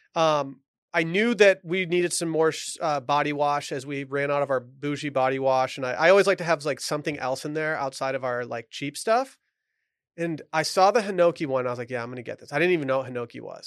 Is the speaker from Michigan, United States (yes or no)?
yes; Michigan, United States; growing up in Michigan